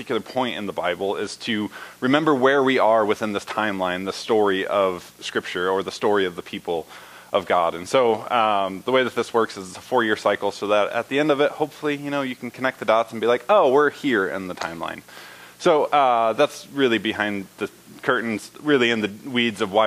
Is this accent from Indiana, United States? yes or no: yes; Indiana, United States; moved away; I was born in Indiana. I was raised in Indiana